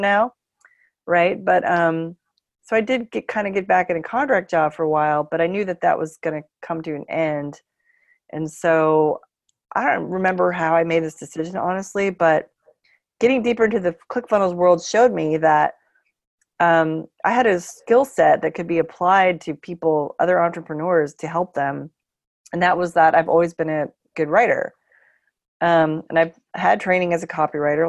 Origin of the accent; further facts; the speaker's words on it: Bay Area, California, United States; moved away as an adult; also born or lived in San Francisco; now in Portland, United States; I'm from the Bay Area.